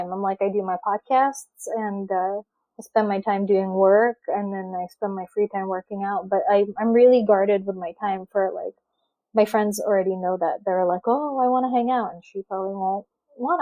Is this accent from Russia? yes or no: yes; Russia; now in United States; I'm an immigrant. I grew up in Russia.